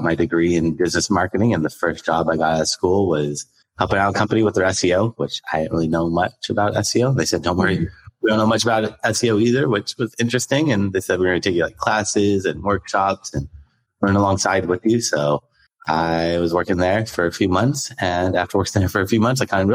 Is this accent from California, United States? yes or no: yes; Los Angeles, California, United States; also born or lived in Venice Beach, California; I grew up in San Pedro, California, in Los Angeles, and pretty much lived here my whole life